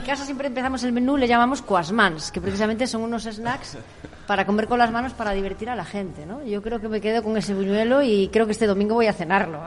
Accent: Galicia, Spain

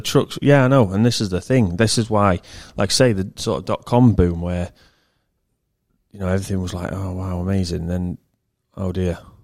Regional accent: England, United Kingdom; I'm English

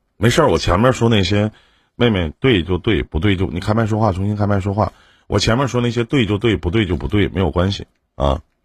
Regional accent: Northeast China, China; 我们东北这边

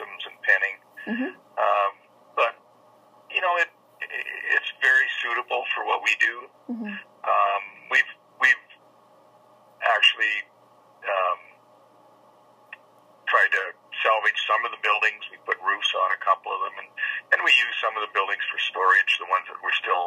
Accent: Quill Lake, Saskatchewan, Canada; I'm from Quill Lake originally

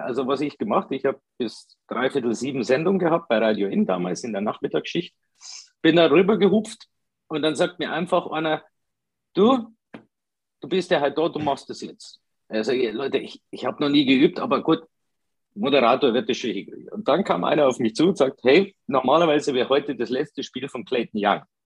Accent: Italy; now in Ingolstadt, Germany; als typischer Italiener

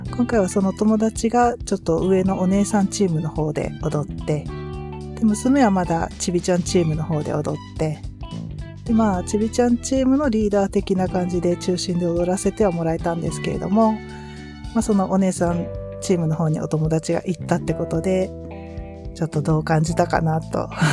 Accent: Kyushu, Japan; moved away; うちは私の実家も夫の実家も九州なので

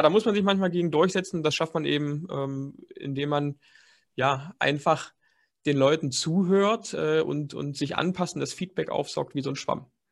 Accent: Dessau, Saxony-Anhalt, Germany; moved away as an adult; also born or lived in Leipzig; Ich komme gebürtig eigentlich aus Dessau. Das ist eine ganz kleine Stadt in Sachsen-Anhalt

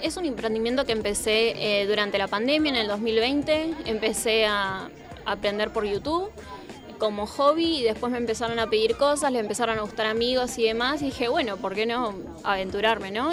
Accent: Pilar, Buenos Aires Province, Argentina; Soy de presidente de ERC y de Pilar, así que estoy bastante cerquita de acá

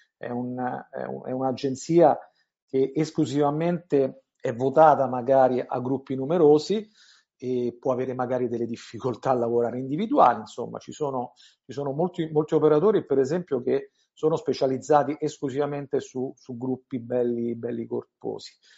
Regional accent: Italy

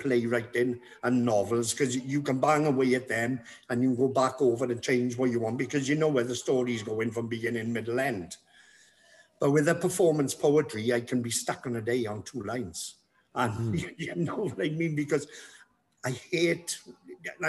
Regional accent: Treharris, Wales, United Kingdom; I'm from Triadis, yeah. Born and bred, Triadis

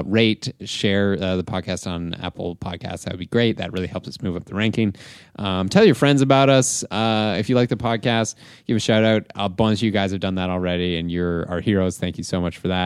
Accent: Southwestern Ontario, Canada; now in Toronto, Canada; I've lived in Southwestern Ontario mm-hmm. my entire life.

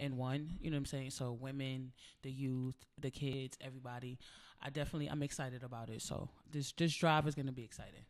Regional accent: United States; I'm from America

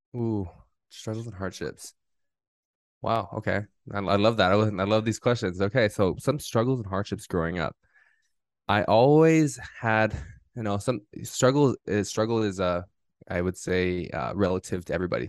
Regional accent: Southern California, United States; I grew up here in Southern California, my entire life

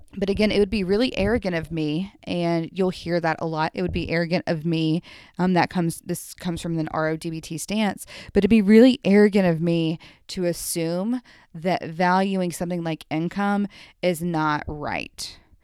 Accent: Memphis, Tennessee, United States; I grew up in Memphis

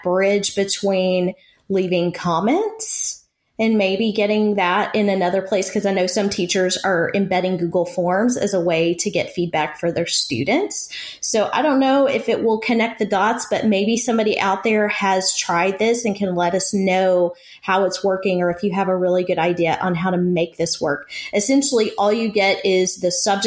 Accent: East Texas, United States; accent: East Texas; my East Texas accent

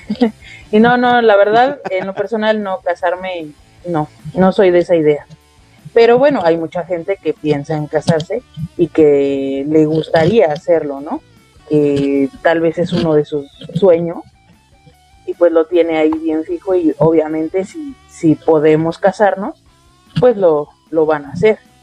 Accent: Nezahualcóyotl, State of Mexico, Mexico; acá de Nesa

